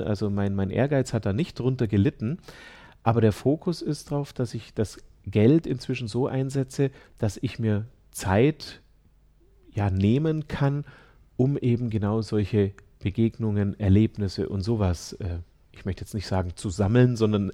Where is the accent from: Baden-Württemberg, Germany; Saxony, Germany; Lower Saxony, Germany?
Baden-Württemberg, Germany; Ulm; now in Landshut, Germany; Ich bin in Ulm geboren